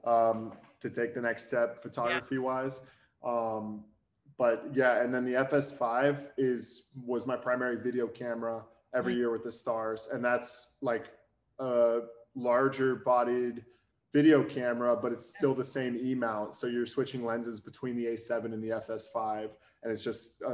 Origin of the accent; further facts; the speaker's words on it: Dallas, Texas, United States; also born or lived in College Station, Texas; I'm originally from Dallas, and then by chance ended up back here for work